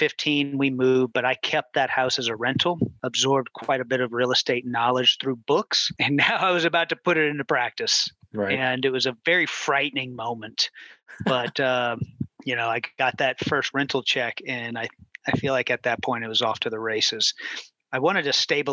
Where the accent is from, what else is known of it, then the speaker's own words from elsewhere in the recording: New Orleans, Louisiana, United States; moved away as an adult; now in Houston, United States; my wife and I, we're from New Orleans, Louisiana, and we got married in 2005.